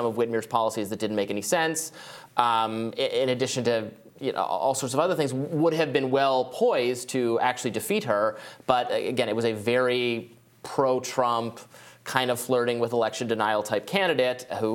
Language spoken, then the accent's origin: English; Michigan, United States; I'm from Michigan, very cold there in the winter.